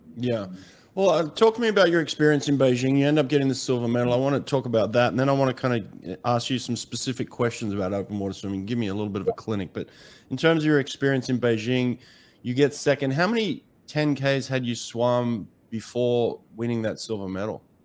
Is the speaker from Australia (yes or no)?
yes; Australia; I grew up in Australia